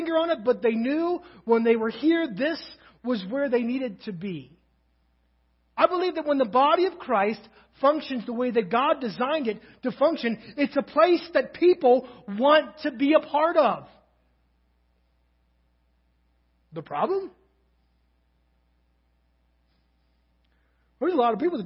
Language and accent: English; Kentucky, United States; now in Crawford, Nebraska, United States; I'm from Kentucky